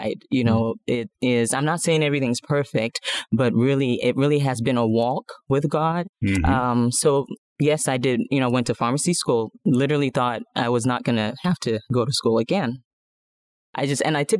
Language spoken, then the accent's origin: English; Nigeria; moved away as an adult; now in The Woodlands, United States; I'm originally from Nigeria, moved here about, almost 20 years ago right now.